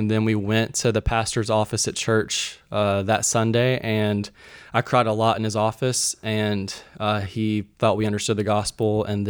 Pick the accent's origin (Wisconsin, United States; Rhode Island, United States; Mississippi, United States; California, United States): Mississippi, United States; Sumrall; born or raised there; moved away